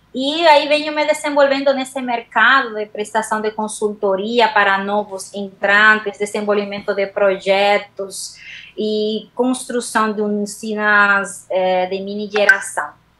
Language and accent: Portuguese; Dominican Republic; Portuguese is a second language; moved away as an adult; also born or lived in Madrid, Spain; now in Brazil; me formei na República Dominicana, que é a minha terra, uma ilha do Caribe, onde eu nasci